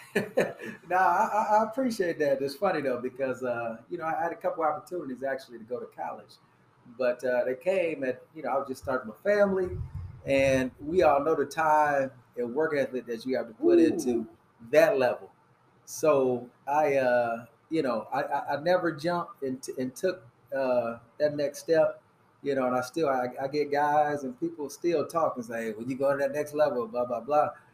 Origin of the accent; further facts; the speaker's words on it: Fort Wayne, Indiana, United States; I'm from Fort Wayne